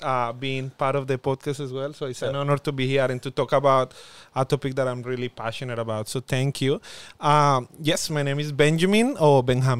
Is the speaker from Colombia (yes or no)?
yes; Villavicencio, Meta, Colombia; also born or lived in Bogota; now in Darwin, Australia; I wanted to be to come to a small place like my hometown in Villavicencio in Colombia, a warm place like Darwin